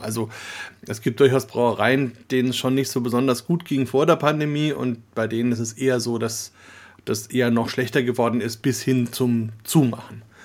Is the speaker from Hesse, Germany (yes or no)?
no; Franconia, Bavaria, Germany; als Deutsche, Schrägstrich, Franken, Bayern